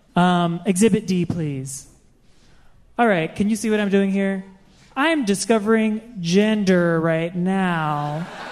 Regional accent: Baltimore, Maryland, United States; I'm from Baltimore

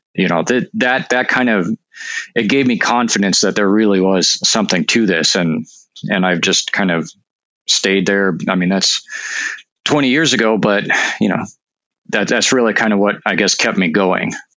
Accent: North Dakota, United States; moved away; I'm actually from North Dakota

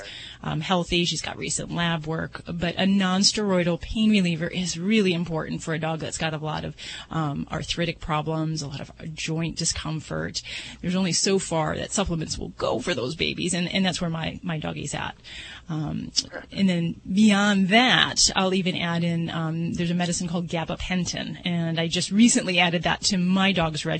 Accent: Las Vegas, Nevada, United States; I'm from Vegas

